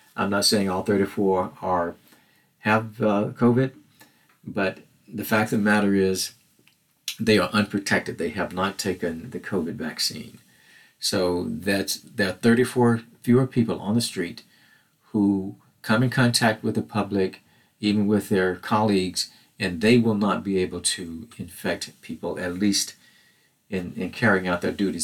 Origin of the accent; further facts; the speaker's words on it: Mississippi, United States; growing up in Mississippi during the civil rights movement